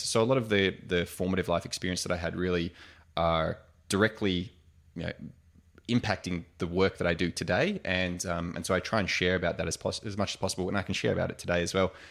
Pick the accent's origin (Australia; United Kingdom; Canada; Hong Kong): Australia; also born or lived in United States; being classic Australian larrikins